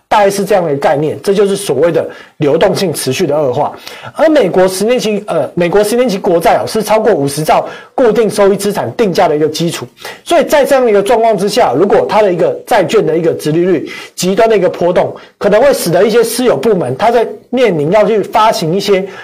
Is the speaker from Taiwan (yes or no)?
yes; Taiwan; 我们台湾人当然是不会怕